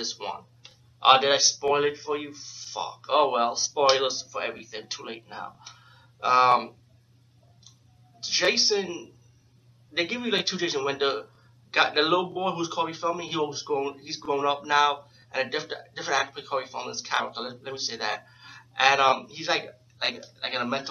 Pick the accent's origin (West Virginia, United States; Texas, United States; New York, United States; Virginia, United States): New York, United States; New York City; being from New York City, I'm from the Bronx, but being from New York